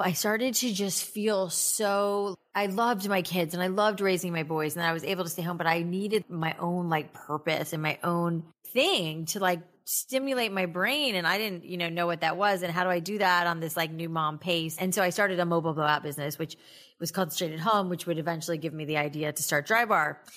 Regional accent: South Florida, United States; moved away as an adult; also born or lived in Boca Raton, Florida / New York City; I grew up in South Florida

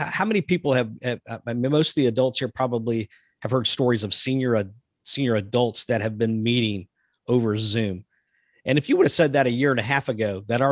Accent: the South, United States; also born or lived in Texas; now in Georgia, United States; I'm from the South

